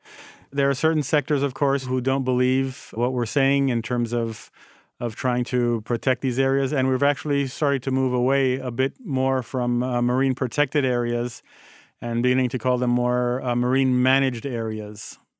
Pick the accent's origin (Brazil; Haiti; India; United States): Haiti; You know, born and growing up in Haiti and spending most of my weekends at the beach with my parents